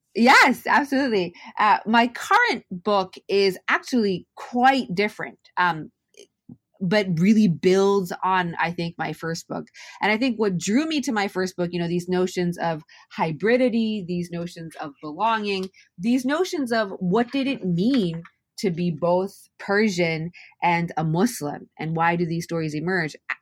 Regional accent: Japan; moved away; I'm Japanese and Welsh, and I grew up, born and raised in Japan

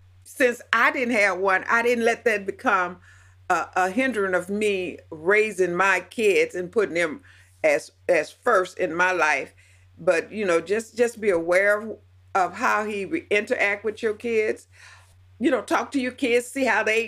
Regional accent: the South, United States; Now I'm 70 years old and I grew up in the South, and part of the poor South

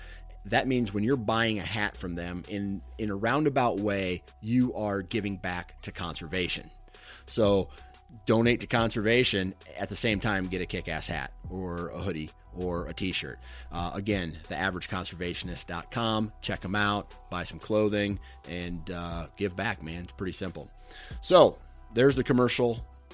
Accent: Iowa, United States; you know, I'm from Iowa

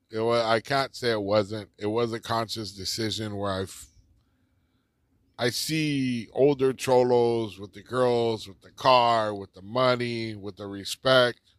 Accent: Los Angeles, California, United States; I grew up here in East East Los Angeles. Um, the biggest part of my life has probably been in East Los Angeles.

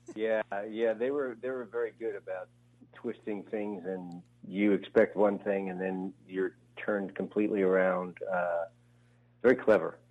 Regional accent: New Jersey, United States; moved away as an adult; also born or lived in New York / Los Angeles; I grew up in Jersey near New York.

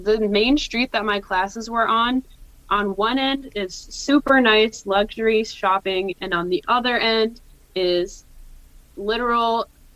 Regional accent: Minnesota, United States; I'm a Minnesotan, tried and true

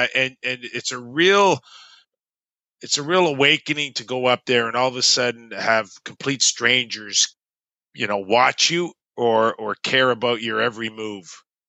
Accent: Toronto, Ontario, Canada; I'm from Toronto, where you play minor hockey

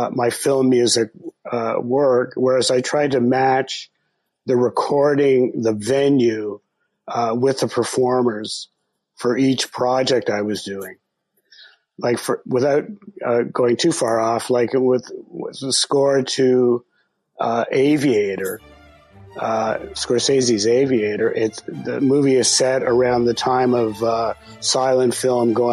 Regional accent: Canada; now in United States; I grew up in Canada and I became, a U.S. citizen later

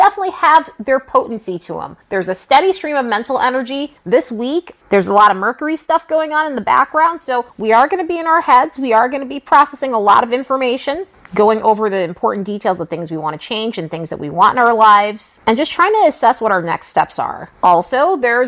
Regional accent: New York, United States; growing up in New York

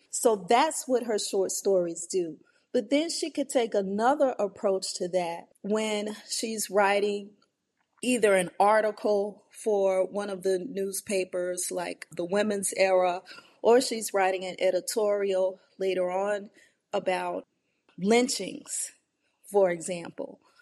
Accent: New Orleans, Louisiana, United States; my upbringing in the New Orleans area

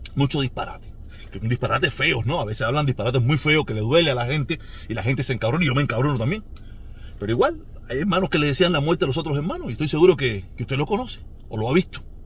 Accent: Cuba; moved away; todos somos cubanos

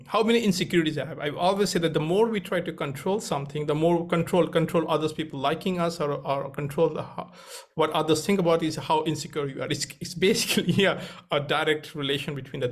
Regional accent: India; moved away as an adult; also born or lived in Cambridge; I grew up in India

